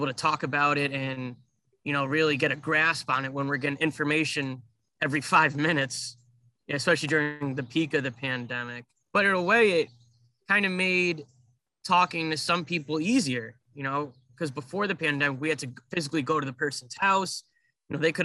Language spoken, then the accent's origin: English; Meriden, Connecticut, United States; moved away as an adult; now in Rhode Island, United States; born and raised in Meriden, Connecticut